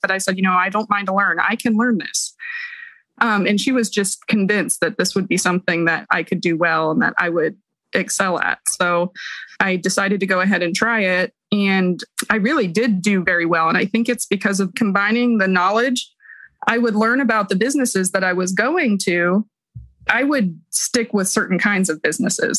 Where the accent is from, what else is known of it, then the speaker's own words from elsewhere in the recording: Columbus, Ohio, United States; now in Pikeville, United States; I'm from Columbus, Ohio. I currently live in Pikeville, Kentucky.